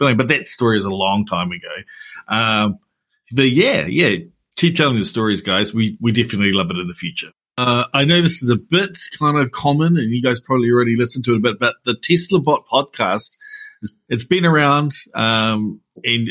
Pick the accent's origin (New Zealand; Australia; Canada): New Zealand; Hamilton, Waikato; I'm from the Tron.